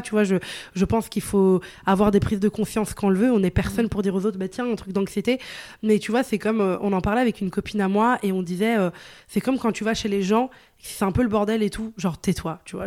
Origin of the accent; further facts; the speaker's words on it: northern Italy, Italy; French is a second language; also born or lived in Venice; now in Paris, France; je viens d'Italie, tu vois, dans le nord, et c'était pas une très grande ville. Après, j'étais à Venise, mais de base, j'étais dans une toute petite ville